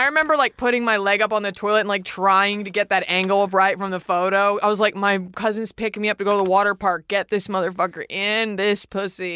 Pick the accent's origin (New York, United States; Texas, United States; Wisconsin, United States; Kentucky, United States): Texas, United States; Dallas; moved away; I'm from Dallas